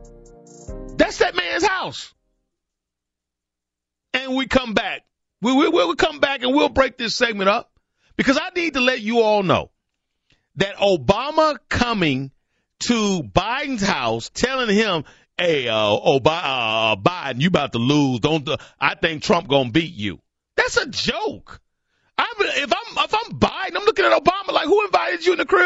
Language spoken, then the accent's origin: English; Alabama, United States; I'm from Alabama, baby. Born and bred a Southerner